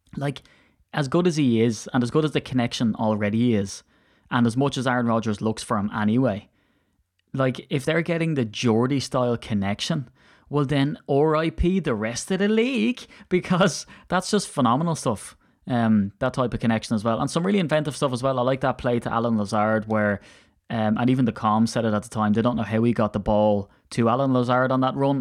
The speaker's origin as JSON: {"language": "English", "country": "Ireland", "moved": "yes", "lives_now": "United Kingdom", "said": "I'm he, so Irish and I don't put H's where I put T's"}